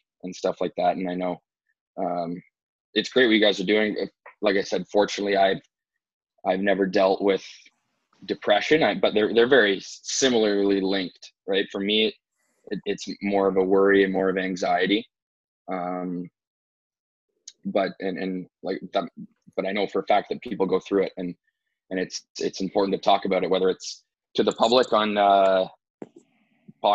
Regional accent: Ajax, Ontario, Canada; moved away as an adult; also born or lived in Orono, Maine, United States / Austin, Texas, United States; now in Columbus, United States; I'm from Ajax, Ontario, Canada. And so I played hockey growing up in my hometown of Ajax up until the age of 15

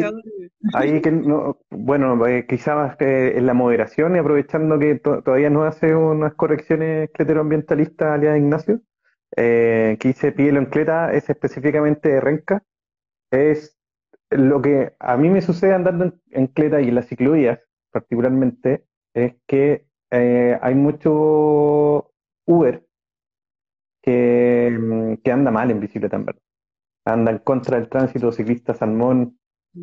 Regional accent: Chile; also born or lived in Venezuela; me vine para acá, entonces también hay muchas cosas entre racismo, clasismo y equidad de género que, me chocaron llegando a Chile, siendo chico, siete años

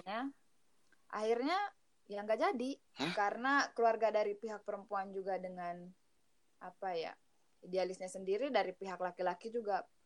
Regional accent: Manggarai, Flores, East Nusa Tenggara, Indonesia; moved away as an adult; now in Bandung, Indonesia; Asal dari Manggarai, di Pulau Flores, Provinsi Nusa Tenggara Timur

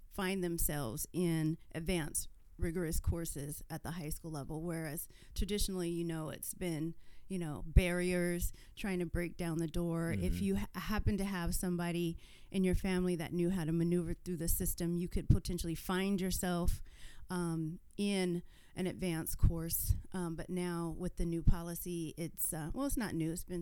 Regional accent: Tacoma, Washington, United States; growing up in Tacoma and being in the school system

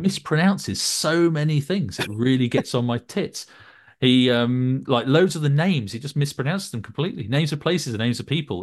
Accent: Northumberland, North East England, United Kingdom; also born or lived in Norham; when I was growing up in Northumberland

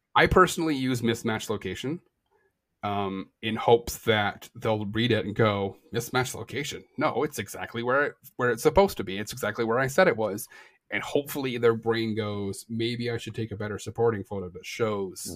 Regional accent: Canada; I am Canadian

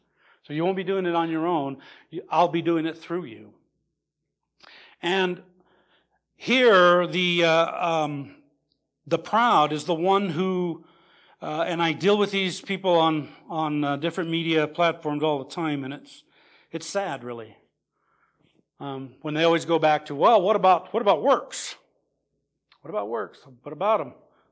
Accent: Lebanon; Well, I'm from Lebanon, where we have those beautiful cedars.

